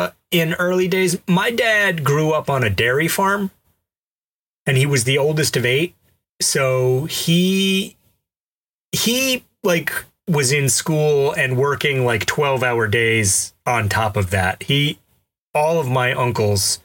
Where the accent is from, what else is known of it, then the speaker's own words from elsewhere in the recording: Alabama, United States; I grew up in Alabama